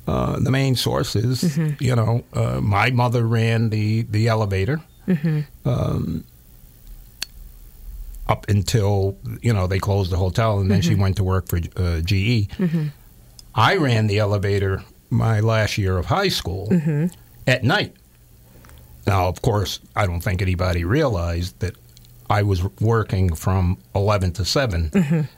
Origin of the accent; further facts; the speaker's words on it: Reidsville, North Carolina, United States; most of them came from Reidsville, North Carolina, my hometown.